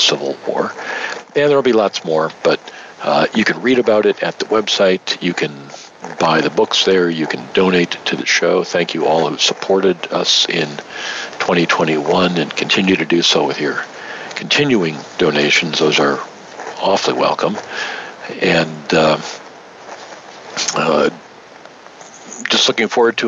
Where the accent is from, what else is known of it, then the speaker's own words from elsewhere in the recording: Michigan, United States; Well, I grew up in Michigan